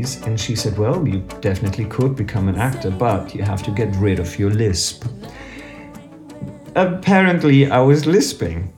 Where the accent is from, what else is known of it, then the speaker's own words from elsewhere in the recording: Berlin, Germany; I come from Berlin in Germany